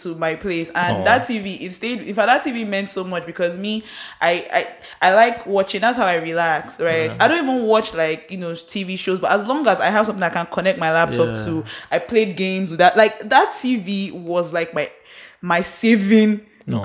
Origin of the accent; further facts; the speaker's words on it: Port Harcourt, Rivers State, Nigeria; Isaac and I grew up in Port Harcourt.